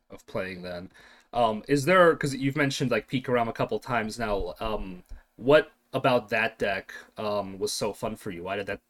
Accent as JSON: {"language": "English", "country": "United States", "tie": "born or raised there", "said": "I grew up in America"}